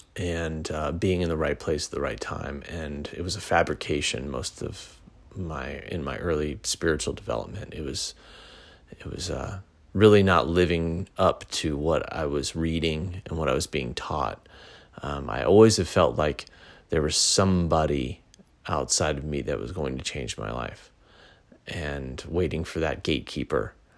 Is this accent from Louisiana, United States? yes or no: no; Pasadena, California, United States; also born or lived in Sacramento; I moved from Sacramento back to my original hometown in Pasadena